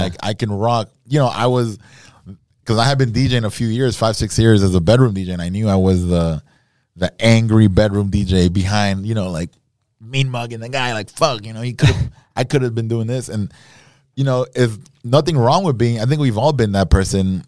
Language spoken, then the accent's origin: English; Nicaragua; now in Miami, United States; I was born in Miami, grew up in Nicaragua.